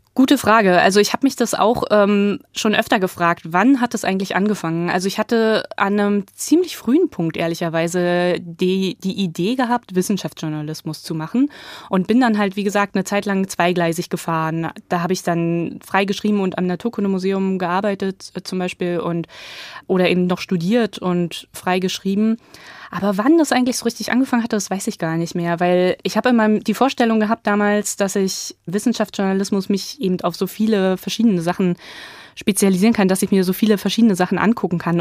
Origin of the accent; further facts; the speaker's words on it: East Germany, Germany; also born or lived in Berlin; ich komme halt aus Ostdeutschland, da lässt sich die Herkunft auch nicht leugnen